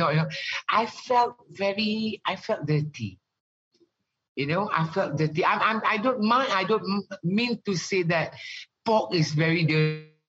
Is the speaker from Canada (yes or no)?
no; Ghana; also born or lived in Malaysia; growing up in Ghana, I've never seen pork in my entire life.